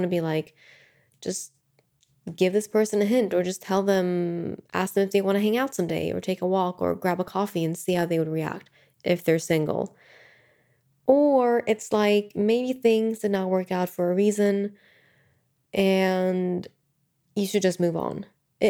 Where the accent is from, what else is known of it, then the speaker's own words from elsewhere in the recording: Sweden; moved away as an adult; So I know that when I was in my early 20s, I moved from Sweden to the US. And it was uncertain for me because I could have just gotten a job here in Sweden